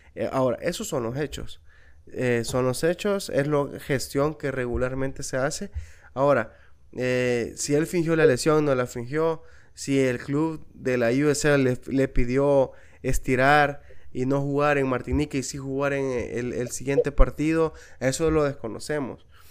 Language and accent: Spanish; El Salvador; yo también soy salvadoreño